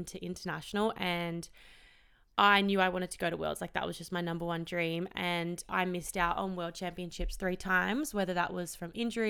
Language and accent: English; Melbourne, Victoria, Australia; also born or lived in Perth; I was born in Perth and my parents divorced when I was 3. So mum and dad split up and mum and I moved to Melbourne